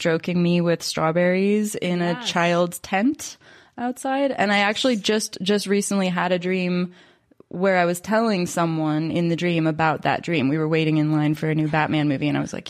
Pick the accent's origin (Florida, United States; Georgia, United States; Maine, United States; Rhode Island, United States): Florida, United States; born there; also born or lived in Wales; I was born in Florida, kind of random. Have moved around a lot my whole life. Have spent the last 2 years in rural Wales.